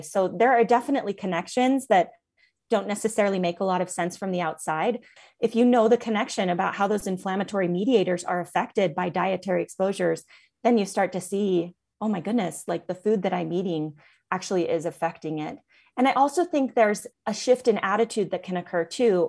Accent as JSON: {"language": "English", "town": "Seattle", "region": "Washington", "country": "United States", "tie": "born or raised there", "moved": "as an adult", "lives_now": "Salt Lake City, United States", "said": "I am originally from Seattle, Washington area, and grew up there"}